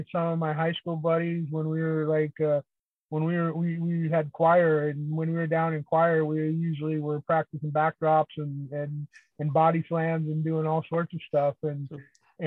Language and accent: English; Northeast Nebraska, United States; I grew up in Northeast Nebraska